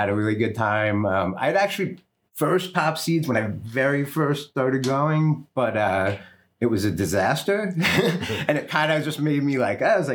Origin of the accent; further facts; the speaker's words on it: East Coast, United States; moved away as an adult; also born or lived in New York / New Jersey; I'm from the East Coast and like New York and Jersey and stuff. And I moved out here in the mid-90s